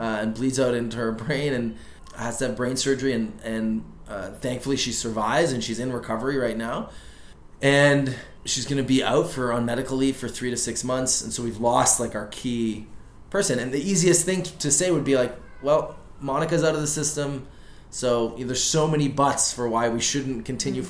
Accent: Canada; I'm, I'm a Canadian. I have a deep network in Vancouver.

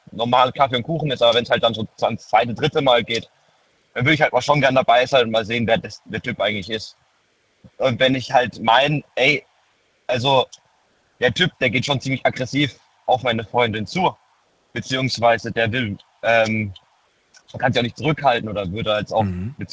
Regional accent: Baden-Württemberg, Germany; ich komme aus der Nähe Heidelberg, bin 19.

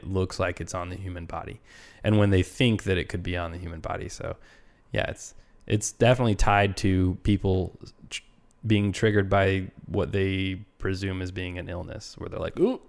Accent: United Kingdom; I'm super British, so I'm like, oh, disease, bye.

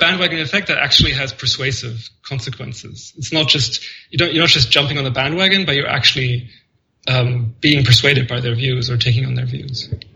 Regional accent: Germany; moved away; I grew up in Germany.

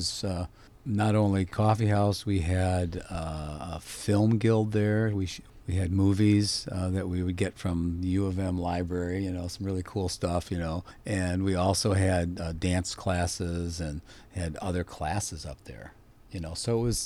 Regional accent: Petoskey, Michigan, United States; I grew up in Petoskey, and then I left for 10 years to get a couple of degrees from colleges and stuff

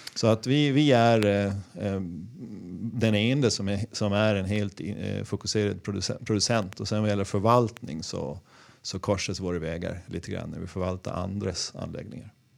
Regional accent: Gotland, Sweden; Jag kommer från Gotland

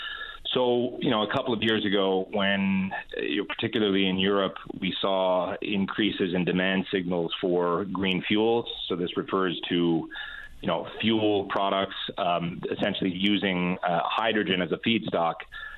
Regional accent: St. John's, Newfoundland and Labrador, Canada; I grew up in Newfoundland. I grew up in St. John's, went to Brother Rice High School, went to Memorial.

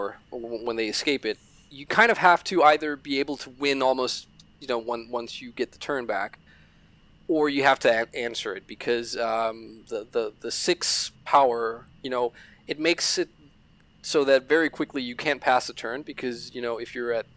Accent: Denmark; We're Danes from Denmark and we're Danish

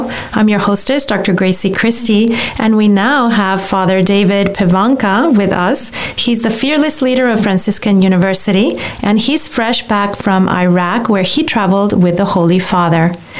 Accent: Guadalajara, Jalisco, Mexico; moved away; When I was a little girl and growing up in Mexico, the Pope, St. John Paul II, visited Guadalajara, where I lived

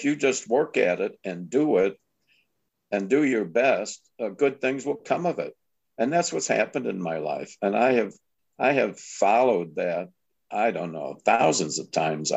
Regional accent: Lombard, Illinois, United States; moved away as an adult; also born or lived in Chicago / Omaha / Miami / Long Beach; we moved from Chicago to this little town of Lombard, Illinois, 10,000 people, 20 miles west of Chicago. And we had this great idyllic childhood

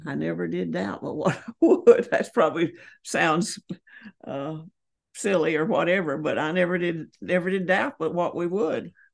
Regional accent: Holly Springs, Georgia, United States; moved away; also born or lived in Edmonson County, Kentucky; I was born and raised in Holly Springs, Georgia

